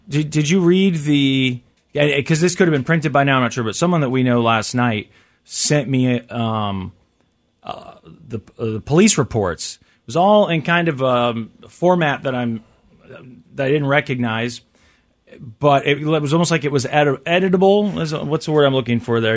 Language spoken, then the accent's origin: English; Kansas City, Missouri, United States; also born or lived in St. Joseph, Missouri; I am, I am uh, from Kansas City and Lee Summit